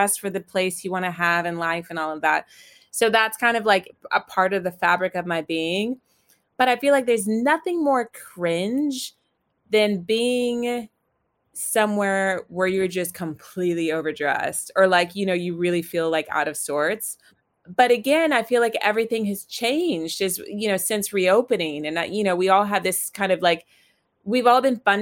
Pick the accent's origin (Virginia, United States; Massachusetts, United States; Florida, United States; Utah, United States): Virginia, United States; I grew up in the South in Virginia in the States